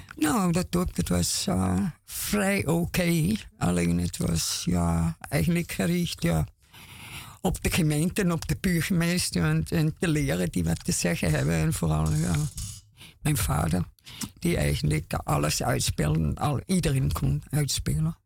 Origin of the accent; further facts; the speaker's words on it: Austria; Dutch is a second language; moved away as an adult; now in Amsterdam, Netherlands; Ik kwam 35 eh, jaar geleden van Oostenrijk heen.